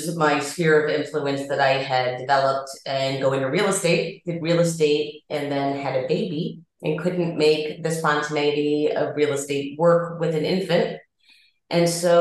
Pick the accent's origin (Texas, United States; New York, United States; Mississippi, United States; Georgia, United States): Georgia, United States; Atlanta; now in Chicago, United States; I am originally from Atlanta